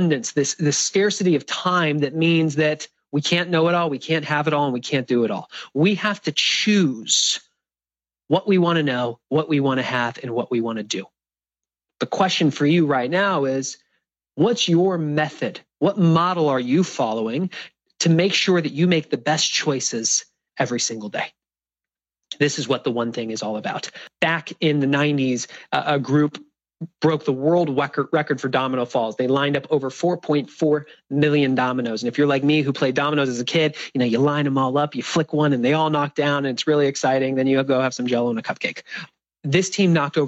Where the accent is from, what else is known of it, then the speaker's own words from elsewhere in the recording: San Diego, California, United States; in San Diego, my hometown.